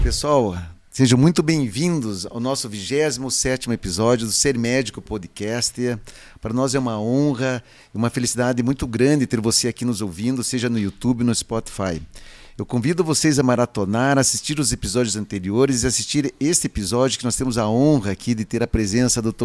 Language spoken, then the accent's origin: Portuguese; Curitiba, Paraná, Brazil; nós somos de Curitiba, sempre estamos aqui